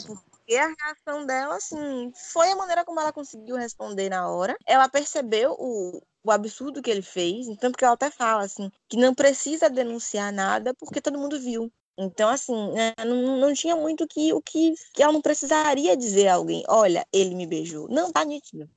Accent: Salvador, Bahia, Brazil; Eu nasci e criada em Salvador

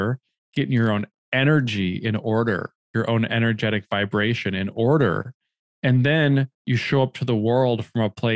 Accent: Minnesota, United States; moved away as an adult; now in New York City, United States; I grew up in Minnesota in the Midwest

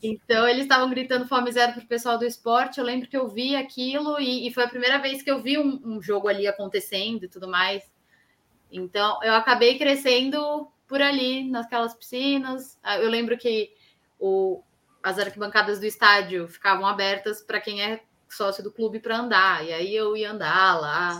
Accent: São Paulo, Brazil; eu eu sou daqui da Zona Oeste

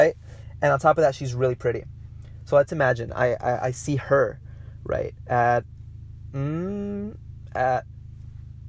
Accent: Mexico; accent: Mexican; my Mexican accent came out

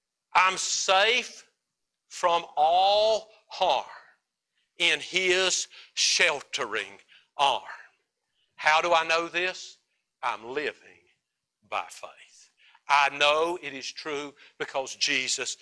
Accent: United States; as American Christians

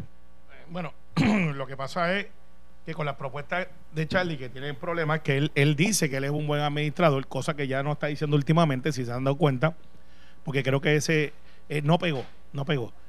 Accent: Puerto Rico; no hemos tenido todavía una discusión clara como puertorriqueños

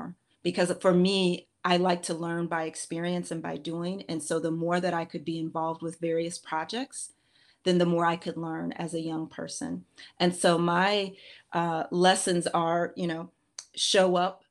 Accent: Minneapolis, Minnesota, United States; I'm originally from Minneapolis, Minnesota

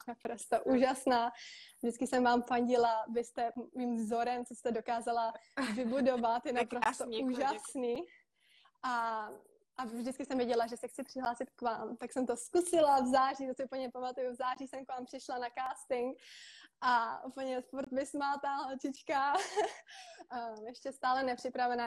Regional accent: Czechia; moved away as an adult; also born or lived in Prague, Czech Republic / Most, Czech Republic; now in Bali, Indonesia; A vyrostla jsem na půl v Praze, na půl v Mostě a momentálně žiju na Bali.

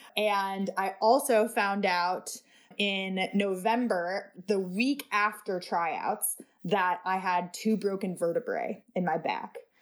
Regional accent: Seattle, Washington, United States; also born or lived in New York City; I moved to Seattle in twenty ten

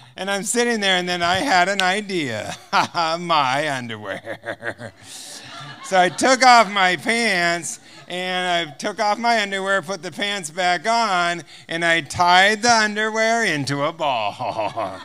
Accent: United States; I'm from America

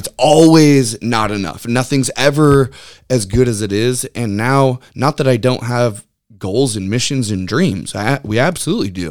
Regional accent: Lynnwood, Washington, United States; I grew up in Linwood, Edmonds area, so growing up at the beach

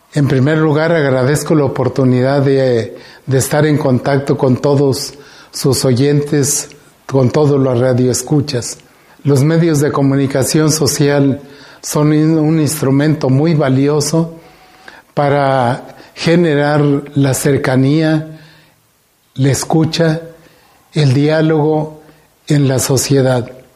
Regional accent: Guanajuato, Mexico; como mexicanos, como guanajuatenses

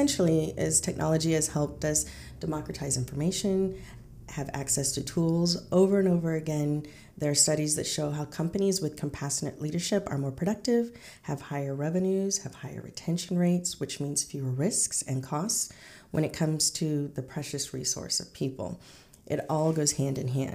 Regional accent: Kansas, United States; I grew up in Kansas and often, the only brown person in my class

